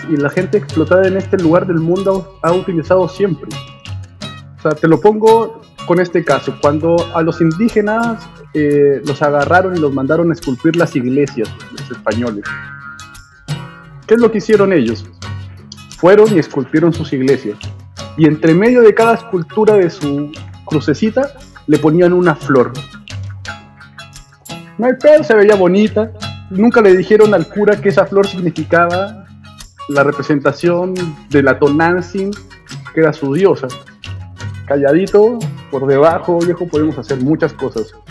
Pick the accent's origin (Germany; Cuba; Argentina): Cuba; Vamos a sobrevivir, soy cubano, loco.